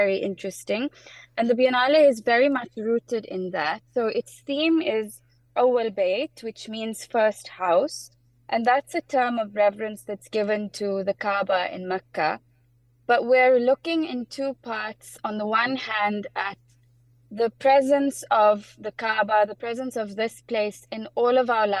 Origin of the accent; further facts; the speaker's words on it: South Africa; also born or lived in United Kingdom; I'm South African, born and bred